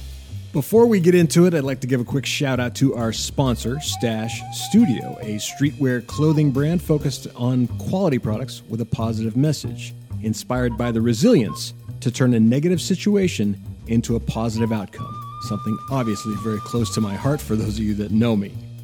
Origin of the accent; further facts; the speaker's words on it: Ohio, United States; now in Maryland, United States; I grew up in Ohio, so I'm used to snow from like, you know, November until, I don't know, April.